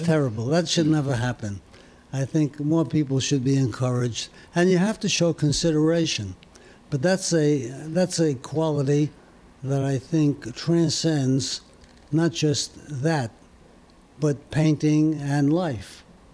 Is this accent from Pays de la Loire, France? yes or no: no; Paris, Île-de-France, France; born there; I hesitate to say this, but I was born in Paris, France.